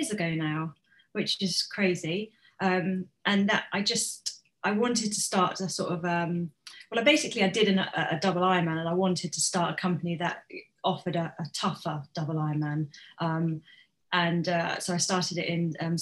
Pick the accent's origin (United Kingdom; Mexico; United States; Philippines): United Kingdom; Bournemouth, South West England; also born or lived in Hereford; I was born in Bournemouth. For a while when I was young, I lived in Hereford, and I loved Hereford. And then my parents split up and I got dragged back to Bournemouth